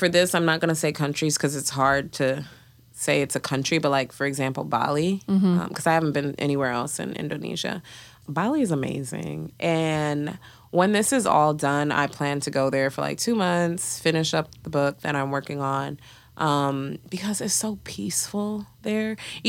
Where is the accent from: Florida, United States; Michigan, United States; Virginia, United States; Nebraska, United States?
Michigan, United States; Detroit; and you know, I grew up in Detroit. I'm Ugandan. I grew up in a like Ugandan slash Kenyan community.